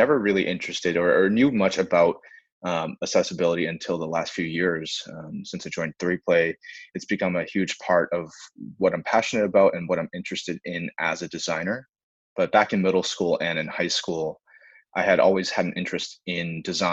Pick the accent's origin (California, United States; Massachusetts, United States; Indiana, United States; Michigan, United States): Massachusetts, United States; Boston; I was born and raised in Boston, stayed local for college